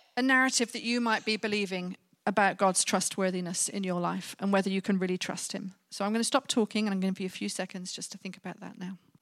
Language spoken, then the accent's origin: English; Birmingham, West Midlands, United Kingdom; my time growing up in Birmingham